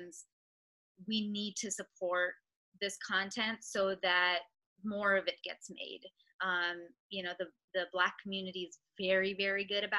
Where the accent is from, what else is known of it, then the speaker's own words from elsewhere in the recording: Mississauga, Ontario, Canada; I'm from Mississauga